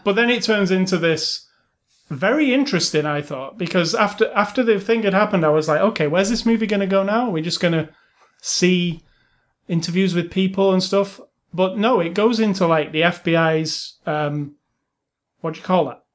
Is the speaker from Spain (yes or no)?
no; England, United Kingdom; I'm English